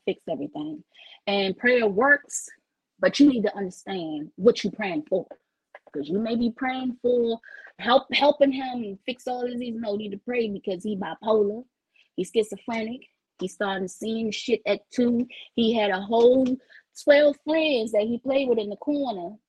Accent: Washington, District of Columbia, United States; I'm born and bred in DC

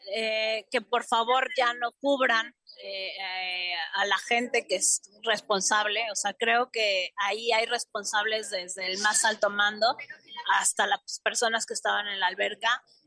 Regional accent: Mexico; somos mexicanas

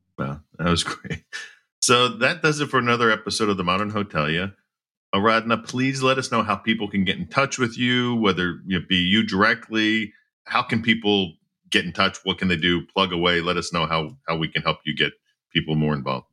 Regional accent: outside of Philadelphia, Pennsylvania, United States; growing up outside of Philadelphia

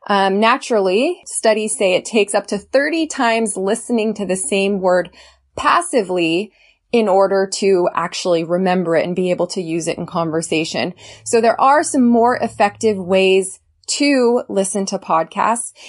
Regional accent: California, United States; I'm from California originally

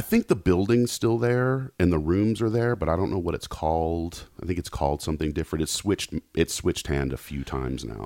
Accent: Knoxville, Tennessee, United States; now in Los Angeles, United States; I grew up in Knoxville.

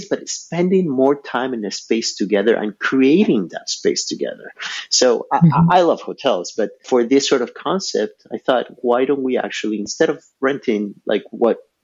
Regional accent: Ecuador; now in Montreal, Canada; I was born and raised in Ecuador.

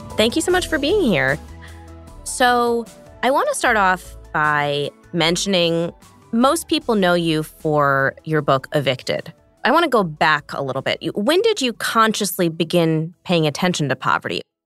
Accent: Montclair, New Jersey, United States; I grew up in New Jersey

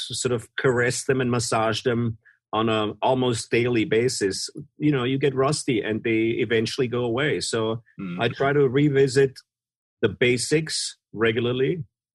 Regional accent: Vienna, Austria; I'm from Vienna, Austria, so there's a really massive classical music history and scene there

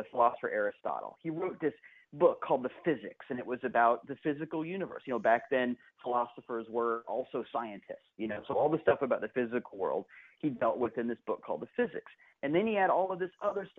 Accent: Kansas City, Missouri, United States; now in St. Petersburg, United States; I was born in Kansas City. My mom and dad were working at Unity Village. And so the first home I ever knew was on the grounds of the village

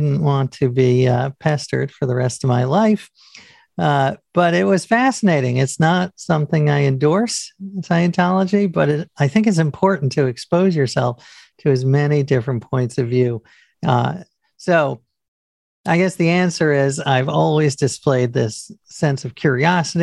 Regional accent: New York, United States; I grew up in New York

